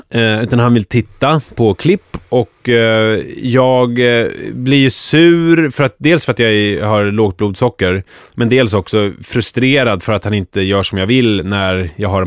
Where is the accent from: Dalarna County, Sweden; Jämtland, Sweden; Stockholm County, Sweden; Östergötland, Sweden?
Stockholm County, Sweden; Skogås; jag är uppväxt i Skogås